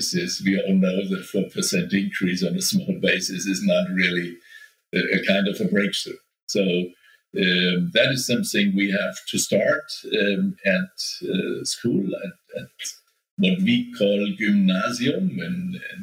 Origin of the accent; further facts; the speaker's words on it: Nuremberg, Bavaria, Germany; the startup incubator here in my hometown, Nuremberg